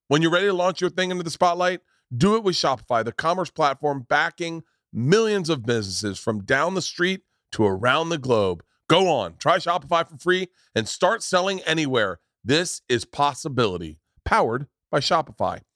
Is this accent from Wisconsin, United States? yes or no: no; Tampa, Florida, United States; growing up in Tampa